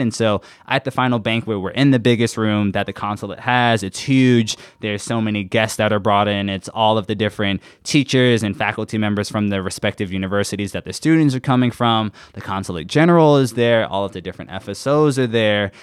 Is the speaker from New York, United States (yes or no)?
yes; New York City, New York, United States; moved away as an adult; now in Washington, D.C., United States; I'm originally from Queens, New York.